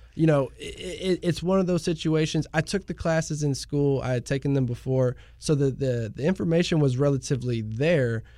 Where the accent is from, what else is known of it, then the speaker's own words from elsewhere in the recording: Pearland, Texas, United States; also born or lived in Houston; I'm originally from the Houston area, uh, born in Houston, uh, was raised in Pearland